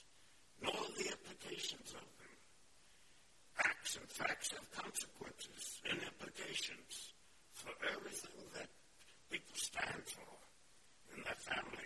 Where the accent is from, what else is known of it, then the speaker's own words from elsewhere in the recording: the South, United States; I'm from the South